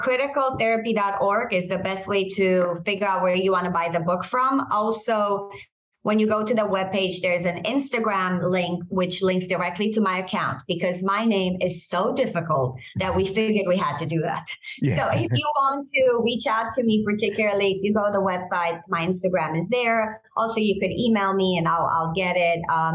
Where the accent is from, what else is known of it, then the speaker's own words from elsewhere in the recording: Romania; English is a second language; moved away; I think I came as a refugee from Romania. And I think that has impacted the way I see the world.